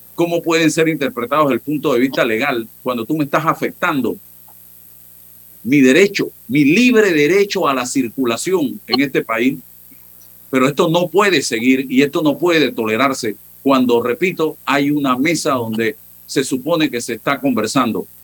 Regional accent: Panama; Eso es lo que queremos los panameños

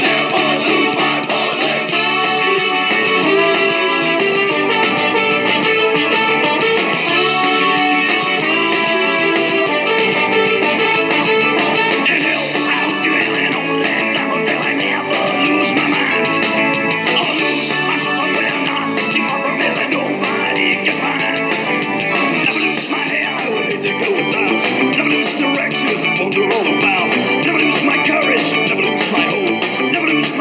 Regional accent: New England, United States; I'm from New England

